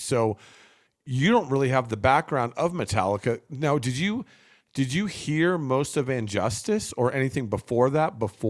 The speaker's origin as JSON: {"language": "English", "region": "New Jersey", "country": "United States", "tie": "born or raised there", "said": "I grew up in New Jersey, where there was probably four or five record stores within 10 minutes of each other where I lived."}